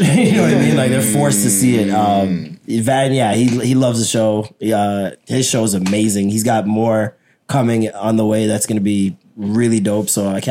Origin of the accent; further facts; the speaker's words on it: Jamaica; he knows I'm Jamaican.